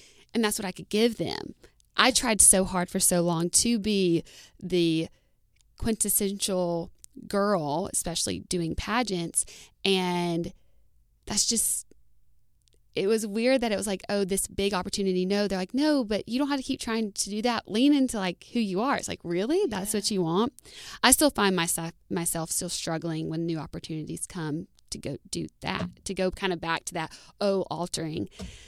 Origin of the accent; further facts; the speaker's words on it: Indiana, United States; oh, I know all these people, I watch them all the time, and I'm from Indiana?